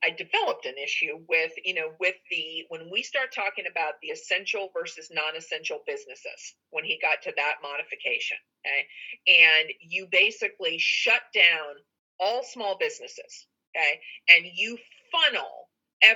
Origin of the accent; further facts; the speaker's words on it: Delaware, United States; as an American citizen and as a Delawarean